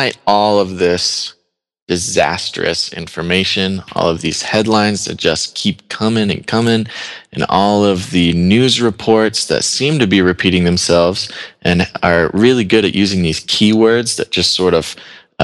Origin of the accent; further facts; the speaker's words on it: United States; I'm an American